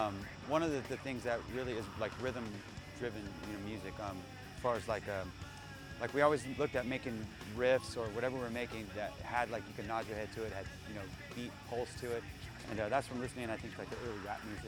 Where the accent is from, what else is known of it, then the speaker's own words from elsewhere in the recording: Sacramento, California, United States; we're from Sacramento, which is Northern California, but it's close to like the Bay Area, San Francisco.